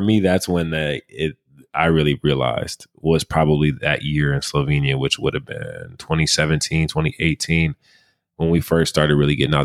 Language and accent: English; Michigan, United States; our home state of Michigan